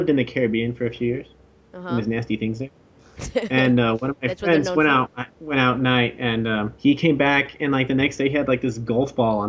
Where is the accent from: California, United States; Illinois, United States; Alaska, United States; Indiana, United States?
Alaska, United States; born there; I was born in Alaska. My mom's a Kiwi, and I've lived in 7 countries.